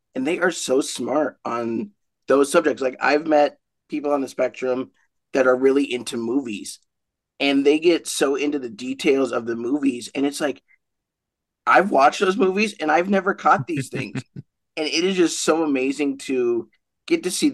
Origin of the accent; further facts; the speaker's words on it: Great Falls, Montana, United States; now in Billings, United States; I'm from Montana. I was born in Great Falls. Now I live here in Billings and have for 17 years.